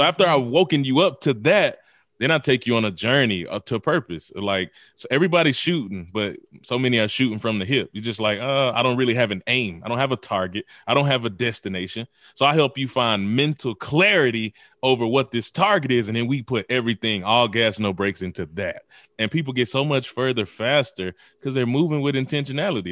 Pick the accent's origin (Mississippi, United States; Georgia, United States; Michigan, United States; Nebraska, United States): Mississippi, United States; born or raised there; also born or lived in Memphis, Tennessee